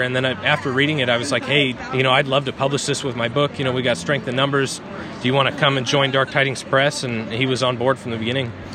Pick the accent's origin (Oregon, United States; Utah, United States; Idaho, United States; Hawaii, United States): Oregon, United States; Eastern; local schools where I grew up in Eastern Oregon